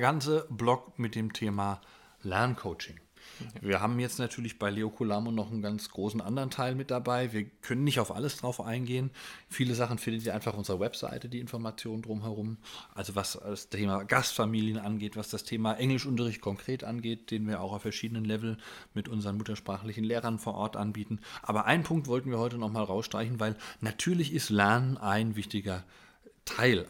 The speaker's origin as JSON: {"language": "German", "country": "Germany", "said": "bei uns in Deutschland"}